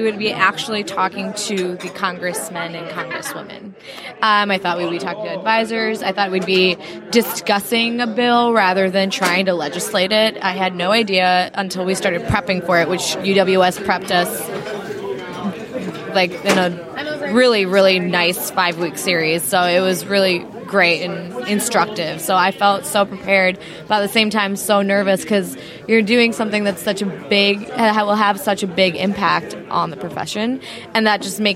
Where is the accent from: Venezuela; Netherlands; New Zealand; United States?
United States; Chicago, Illinois; moved away as an adult; now in Portland, United States; I'm originally from Chicago